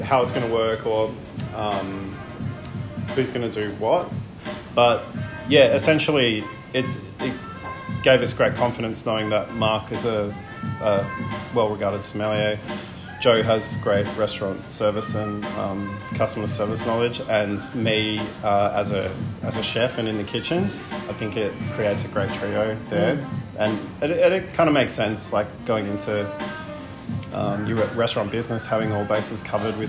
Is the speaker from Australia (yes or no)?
yes; Canberra, Australian Capital Territory, Australia; also born or lived in Edinburgh; now in Melbourne, Australia; I'm from Canberra originally.